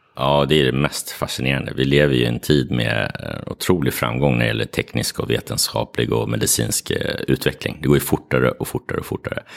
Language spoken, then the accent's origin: Swedish; Sweden; also born or lived in Morocco; Jag är både svensk och marockan.